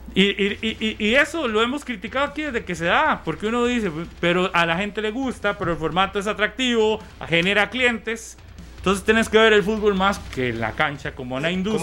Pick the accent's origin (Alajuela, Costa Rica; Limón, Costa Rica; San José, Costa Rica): Alajuela, Costa Rica; San Ramón; San Ramón porque es el de mi tierra